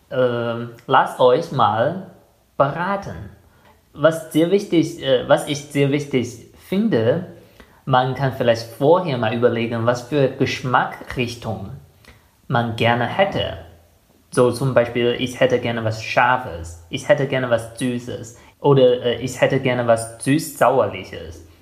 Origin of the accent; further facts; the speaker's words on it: Germany; Ich finde, als ein Deutscher, der schon sehr viel von der chinesischen Küche kennt